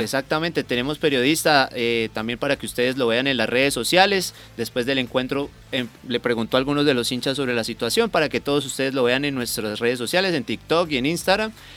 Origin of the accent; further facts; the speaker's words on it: Colombia; como colombianos